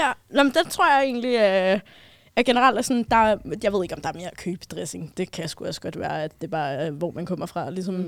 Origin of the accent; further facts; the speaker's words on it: Copenhagen, Capital Region of Denmark, Denmark; jeg er københavner.